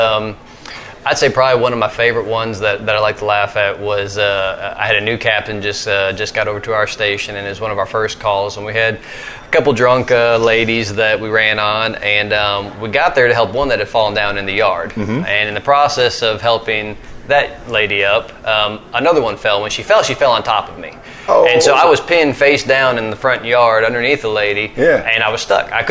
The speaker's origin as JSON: {"language": "English", "region": "Arkansas", "country": "United States", "tie": "born or raised there", "also_born_or_lived": "Minnesota", "said": "I consider myself a good old Southern boy and growing up in Arkansas"}